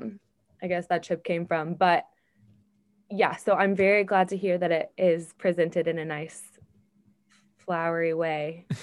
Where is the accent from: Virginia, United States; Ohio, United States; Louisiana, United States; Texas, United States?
Texas, United States; Fort Worth; I do love Texas. I love Jesus more, but I love Texas. No, I was born and raised here in the Fort Worth area. I grew up a coach's kid. Football in Texas is a religion of its own